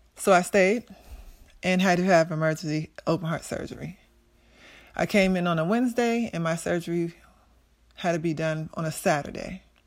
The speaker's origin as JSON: {"language": "English", "area": "Prince George's County", "region": "Maryland", "country": "United States", "tie": "born or raised there", "also_born_or_lived": "Pittsburgh", "said": "I grew up in Prince George's County, Maryland, where I attended Central High School"}